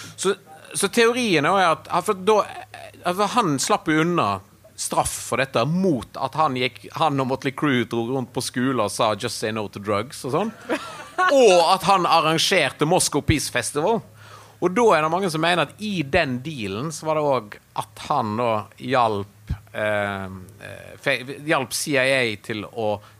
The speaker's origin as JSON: {"language": "Norwegian", "country": "Norway", "also_born_or_lived": "Berlin, Germany", "moved": "as an adult", "said": "vi kommer fra Norge"}